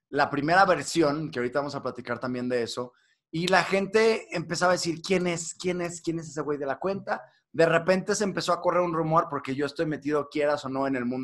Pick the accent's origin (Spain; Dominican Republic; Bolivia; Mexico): Mexico; now in London, United Kingdom; Soy mexicano, sí.